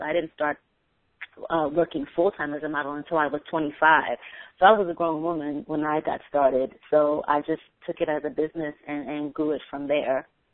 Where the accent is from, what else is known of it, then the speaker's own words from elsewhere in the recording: New York City, New York, United States; I'm just a black girl from the Bronx